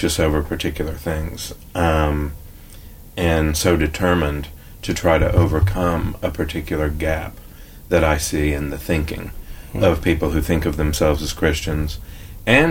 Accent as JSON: {"language": "English", "town": "Nashville", "region": "Tennessee", "country": "United States", "tie": "born or raised there", "said": "I am of Nashville. I was born in Nashville, and other than working with the YMCA in Northern Ireland and France a little bit after college, I've never really left Nashville."}